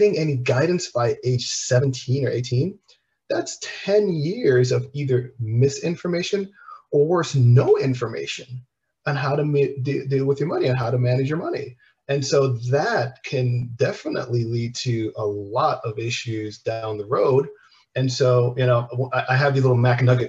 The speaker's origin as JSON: {"language": "English", "country": "Antigua & Barbuda", "said": "I'm from the Caribbean. We're from Antigua"}